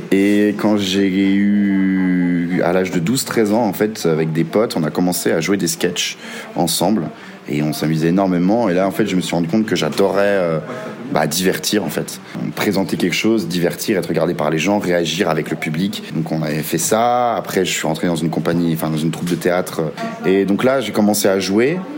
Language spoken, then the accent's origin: French; Bourgogne-Franche-Comté, France; j'ai 25 ans, je suis comédien. J'ai grandi dans un petit village dans le Jura avec euh, mon papa, ma maman et ma sœur. Euh, voilà, j'ai grandi à la campagne.